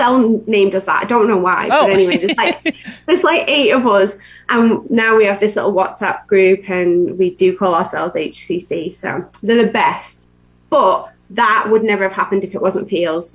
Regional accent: England, United Kingdom; now in Florida, United States; I'm from England

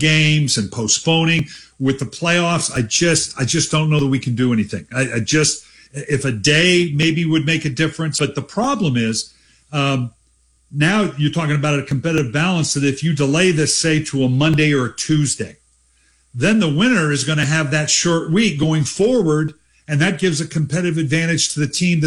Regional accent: Dayton, Ohio, United States; now in Columbus, United States; I'm a native of Dayton. I was born in Dayton, Ohio.

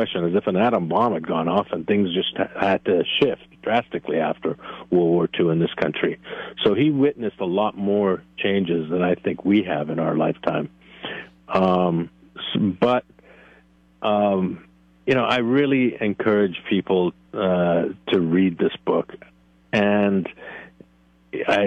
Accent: Northeast, United States; moved away; I grew up in the Northeast

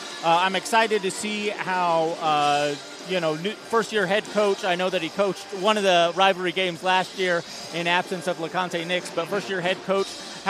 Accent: Champaign, Illinois, United States; but we're both from Champaign, so it really feels like anyone's game.

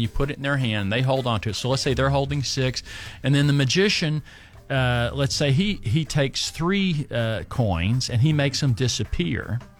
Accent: Kentucky, United States; accent: Kentucky; moved away; I never had an accent till I left Kentucky.

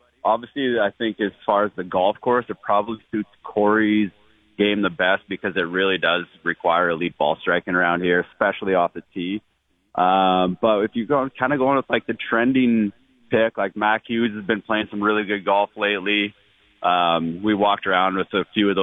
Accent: Canada; yeah, I know, but I grew up wearing a toque all the time

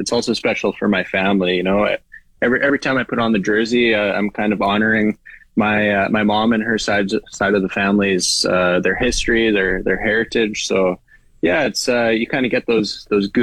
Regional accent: Saskatchewan, Canada; I grew up in Zener, Saskatchewan, about 25 minutes northeast of Regina

